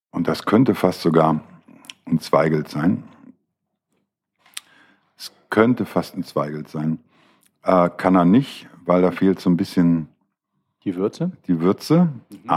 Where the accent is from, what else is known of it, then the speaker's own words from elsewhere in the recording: Düsseldorf, North Rhine-Westphalia, Germany; born there; bin ja geborener Düsseldorfer, wie ich schon des Öfteren gesagt habe.